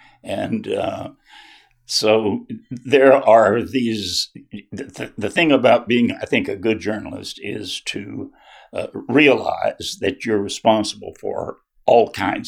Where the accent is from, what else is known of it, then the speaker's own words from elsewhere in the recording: Baxley, Georgia, United States; moved away; also born or lived in Florida; I'm originally from Baxley, Georgia. That's in Appling County, and that is the same county where Foster Sellers grew up.